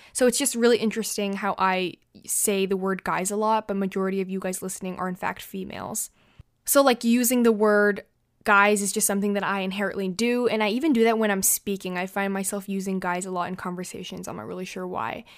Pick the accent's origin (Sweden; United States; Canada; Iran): United States; I'm not French, um, I'm American